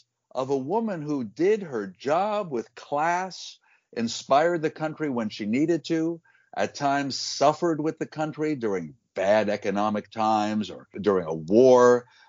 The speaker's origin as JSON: {"language": "English", "country": "United States", "also_born_or_lived": "London", "said": "I'm an American, but I was based in London for 12 years"}